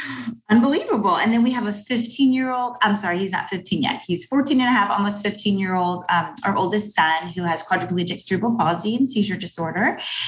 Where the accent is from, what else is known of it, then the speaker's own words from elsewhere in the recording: Fairfax, Virginia, United States; also born or lived in Abilene, Texas; We live right outside Washington, D.C. in the Maryland suburbs. I actually grew up in Fairfax, Virginia, Northern Virginia